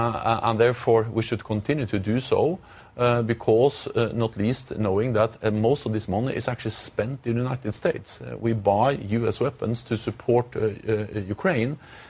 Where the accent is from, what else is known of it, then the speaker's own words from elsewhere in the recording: Norway; I'm from Norway, and Norway is bordering Russia.